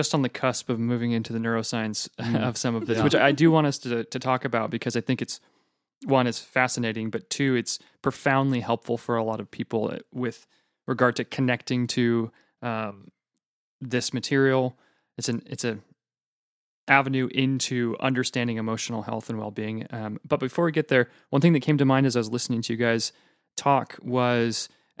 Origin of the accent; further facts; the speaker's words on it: Pacific Northwest, United States; Maybe it's because I'm from the Northwest and, you know, grew up under a rain cloud.